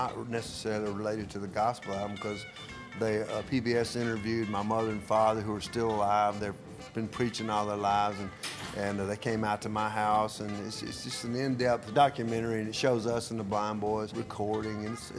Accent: Tupelo, Mississippi, United States; Tupelo, my hometown

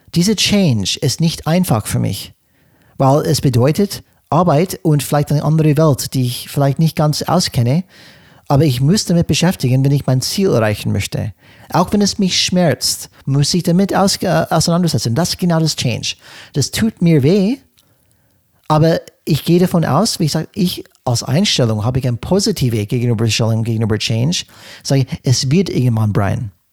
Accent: California, United States; German is a second language; moved away as an adult; now in Germany; in Kalifornien, wo ich aufgewachsen bin

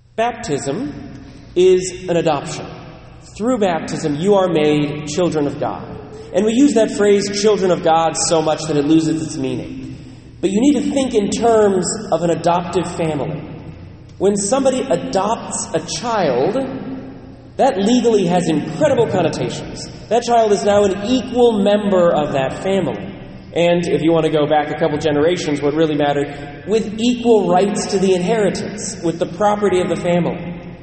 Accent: United States; also born or lived in Ireland (ancestry) / Netherlands (ancestry) / Germany (ancestry); I'm American

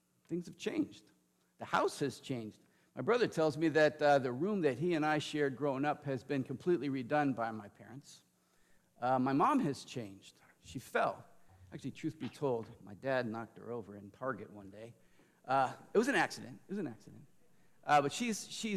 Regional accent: Lodi, California, United States; moved away as an adult; my parents in my hometown, Lodi, California

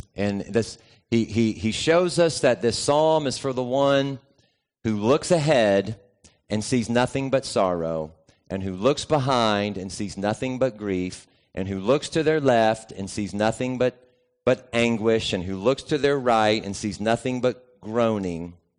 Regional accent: the South, United States; growing up in the South

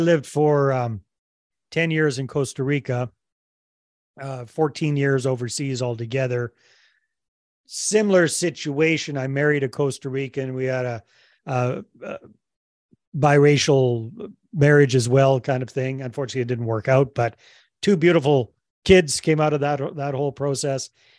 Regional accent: Canada; born and raised in Canada

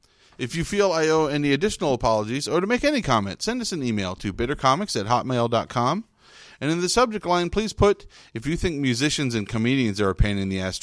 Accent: Fresno, California, United States; We're from Fresno

